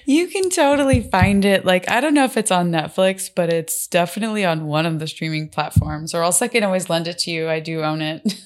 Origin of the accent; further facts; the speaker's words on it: Miami, Florida, United States; I'm from Miami